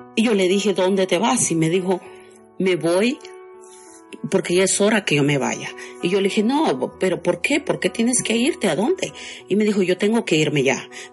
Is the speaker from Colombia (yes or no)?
no; Guatemala; moved away as an adult; also born or lived in Chiapas, Mexico; now in Los Angeles, United States; de Guatemala, pero resido en Los Ángeles